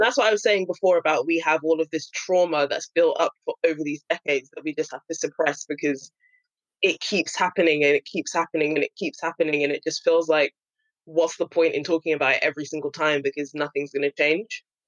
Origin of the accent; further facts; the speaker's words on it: London, United Kingdom; me being born and raised in London